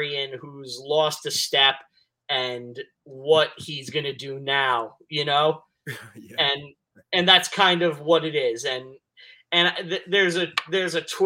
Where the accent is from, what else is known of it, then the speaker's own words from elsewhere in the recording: New York City, New York, United States; I'm from Staten Island